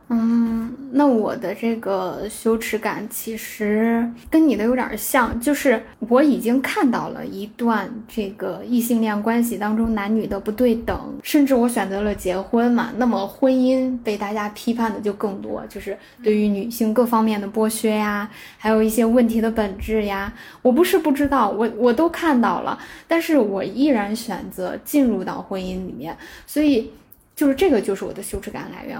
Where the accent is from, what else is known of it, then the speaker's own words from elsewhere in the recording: China; 我们中国人说， 就是你们结婚是两个家庭的结合